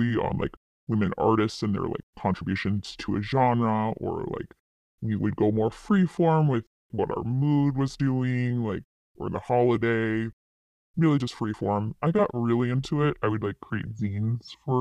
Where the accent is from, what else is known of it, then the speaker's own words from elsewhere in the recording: East Coast, United States; also born or lived in Midwest; I grew up on the East Coast